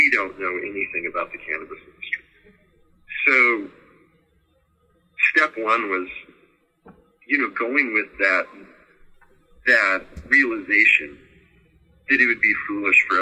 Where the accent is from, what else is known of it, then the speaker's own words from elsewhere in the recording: Colorado, United States; moved away; also born or lived in California; I'm originally from Colorado, but then I lived in California for 19 years